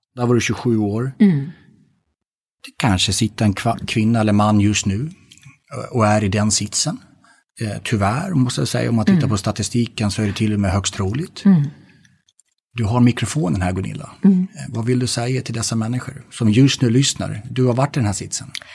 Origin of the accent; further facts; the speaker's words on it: Gotland, Sweden; jag är född på Gotland. Det vill säga att jag är svensk man.